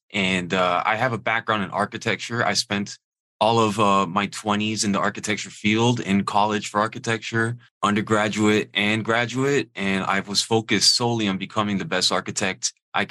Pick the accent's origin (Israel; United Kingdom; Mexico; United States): United States; Miami, Florida; I'm from Miami originally